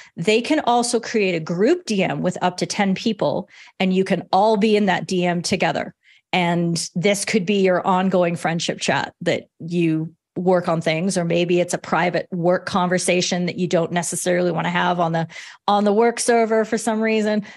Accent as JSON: {"language": "English", "country": "Canada", "said": "I'm Canadian"}